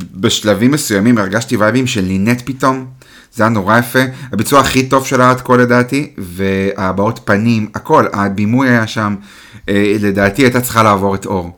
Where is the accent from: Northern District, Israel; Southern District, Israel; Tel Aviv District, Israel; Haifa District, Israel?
Haifa District, Israel; the Krayot; אני גדלתי בקריות